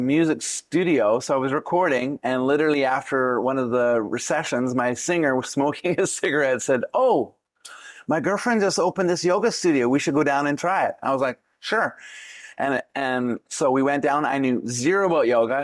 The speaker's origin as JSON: {"language": "English", "country": "Canada", "tie": "born or raised there", "also_born_or_lived": "Vancouver, British Columbia", "said": "originally from Canada, born okay. born in the middle, born in the snow."}